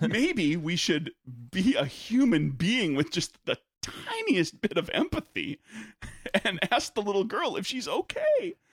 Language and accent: English; United States; I'm American